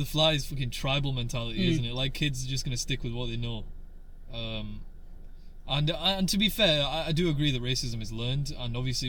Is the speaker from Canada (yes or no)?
no; Yorkshire and the Humber, United Kingdom; accent: Yorkshire; Yeah, my dad's got a broader Yorkshire accent than I do.